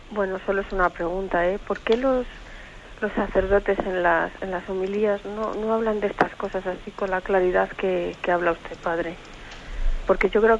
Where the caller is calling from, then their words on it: Barcelona, Catalonia, Spain; Soy … de Barcelona